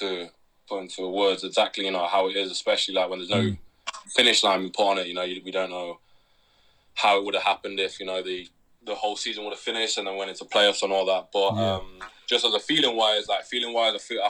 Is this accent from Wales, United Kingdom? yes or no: no; Derby, East Midlands, United Kingdom; growing up in Derby